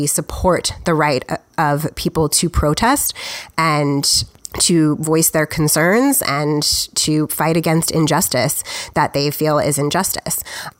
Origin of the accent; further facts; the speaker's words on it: United States; I'm just an American.